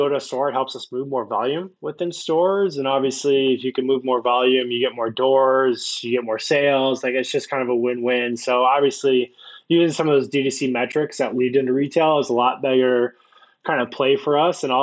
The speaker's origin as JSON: {"language": "English", "region": "Iowa", "country": "United States", "tie": "born or raised there", "said": "had no stoplights, like very small Iowa town. Grew up there"}